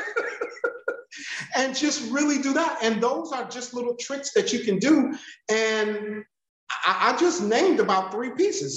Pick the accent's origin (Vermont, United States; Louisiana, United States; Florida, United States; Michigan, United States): Michigan, United States; Detroit; I'm from Detroit